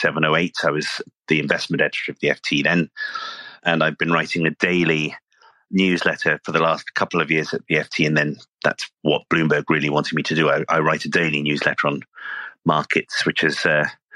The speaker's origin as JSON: {"language": "English", "country": "United Kingdom", "tie": "born or raised there", "moved": "yes", "lives_now": "United States", "said": "I'm actually these days an American citizen, but as you can probably hear, I'm a native from Britain."}